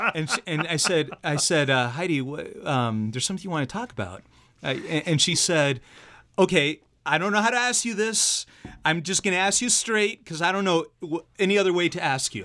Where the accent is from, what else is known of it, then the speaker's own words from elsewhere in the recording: Argentina; moved away; I'm from Argentina myself